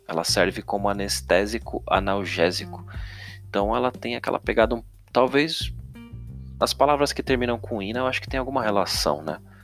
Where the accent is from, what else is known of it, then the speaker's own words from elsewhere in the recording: São Paulo, Brazil; eu sou de São Paulo